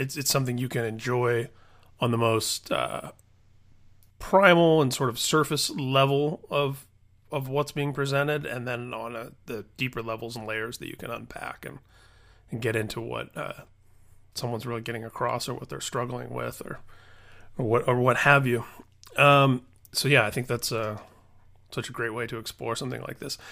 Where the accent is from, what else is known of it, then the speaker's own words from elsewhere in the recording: Indiana, United States; my home state, Indiana, where I grew up